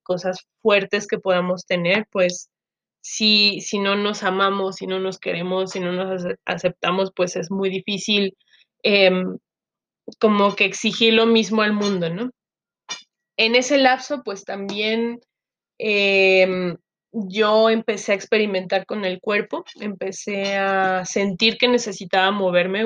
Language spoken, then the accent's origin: Spanish; Chiapas, Mexico; moved away as an adult; also born or lived in Guadalajara; now in Mexico City, Mexico; soy mexicana, Em, yo crecí en Chiapas con la familia de mi papá, soy chiapaneca de origen